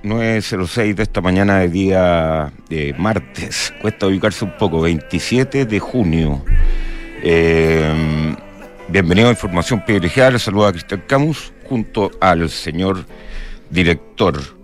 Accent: Chile; nosotros como chilenos

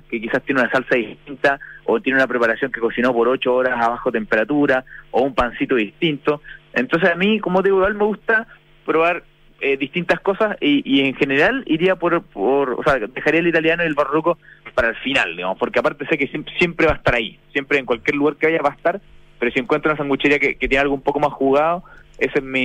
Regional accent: Chile; Obviamente viene de cerca porque soy chileno

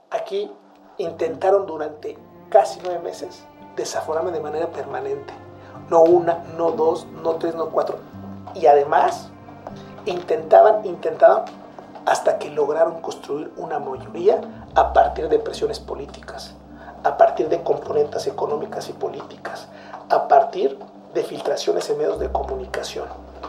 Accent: Mexico; moved away as an adult; now in Chile

